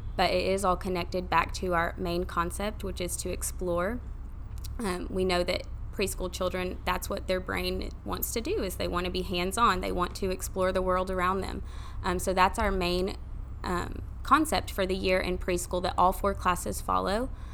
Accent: Maryville, Tennessee, United States; grew up here, grew up in Maryville.

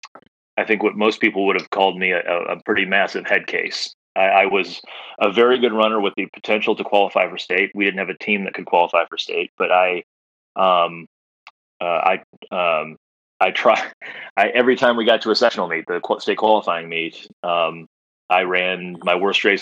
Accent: Macomb, Illinois, United States; also born or lived in Hartford, Connecticut / Northeast US / Naperville, Illinois; I lived from kindergarten till high school in Macomb

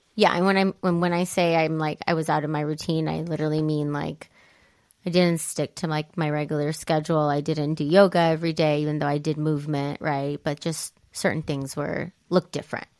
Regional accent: Italy; now in United States; growing up in Italy

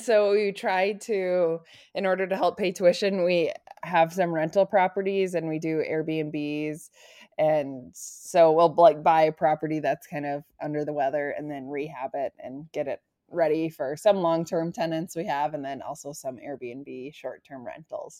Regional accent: North Dakota, United States; moved away as an adult; also born or lived in Nebraska; I grew up in North Dakota

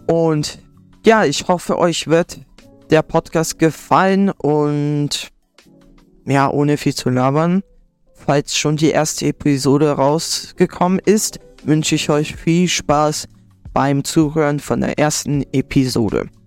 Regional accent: Germany; now in Schleswig-Holstein, Germany; ich bin 15 Jahre alt, ich komme aus Deutschland, äh, ich wohne in Schleswig-Holstein

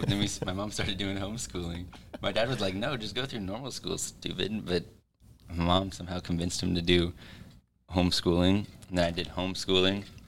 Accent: Kearney, Missouri, United States; Born and raised in Kearney, Missouri

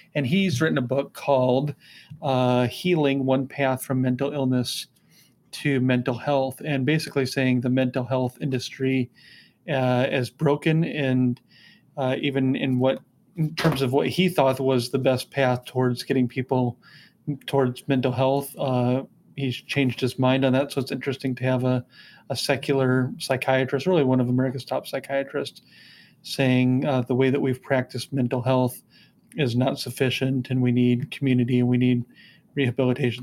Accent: United States; being an American

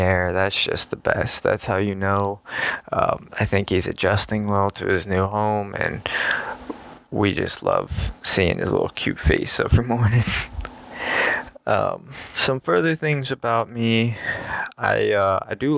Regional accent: Virginia Beach, Virginia, United States; I'm from Virginia Beach

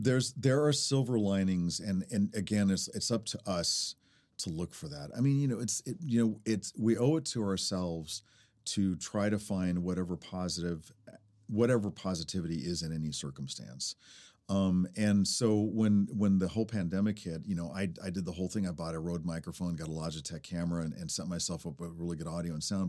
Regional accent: Chickasaw Nation, United States; coming from a Chickasaw person

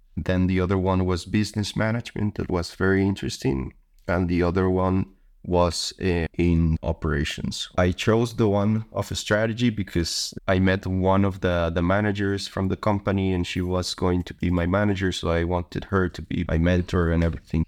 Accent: Costa Rica; moved away as an adult; now in Netherlands; I'm from Costa Rica. I've been here already in the Netherlands for one year and eight months.

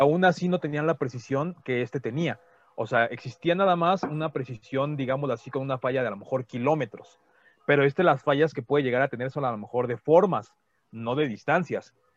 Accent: Mexico; somos mexicanos

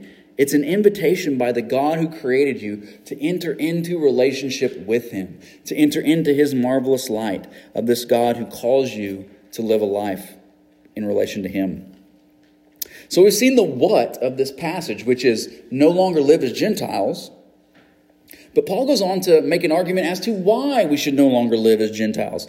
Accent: United States; as an American

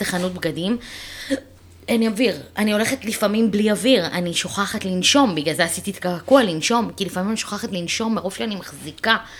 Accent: Ra'anana, Central District, Israel; also born or lived in Ramat Gan; אנחנו גרנו ברמת גן, אני והמשפחה שלי, גרנו ברמת גן עד שאני הייתי בת שש. זאת אומרת אני את כיתה א', עליתי, לא גדלתי ברעננה

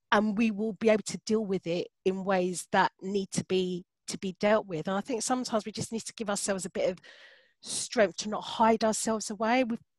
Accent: London, United Kingdom; I'm born and bred in Hackney

